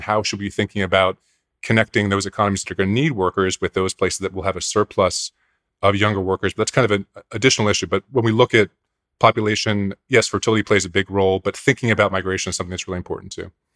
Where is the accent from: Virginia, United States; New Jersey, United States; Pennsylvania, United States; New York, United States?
Pennsylvania, United States; Pennsylvania suburbs, United States; growing up in the Pennsylvania suburbs